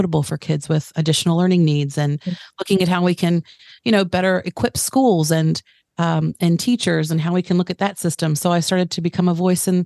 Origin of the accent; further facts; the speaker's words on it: United States; now in Tauranga, New Zealand; I'm American-born New Zealander. So I've spent the last 15 years in Tauranga.